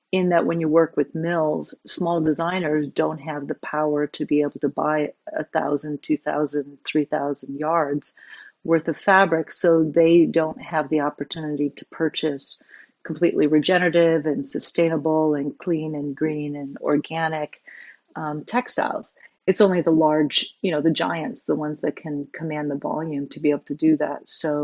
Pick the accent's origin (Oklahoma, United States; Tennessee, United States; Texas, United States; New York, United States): New York, United States; New York City; moved away as an adult; now in California, United States; I am a New Yorker, born in New York, and then moved to California about 20 years ago.